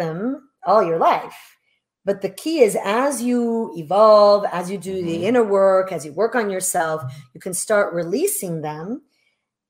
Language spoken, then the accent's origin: English; Italy; moved away; I was born in Italy, love my country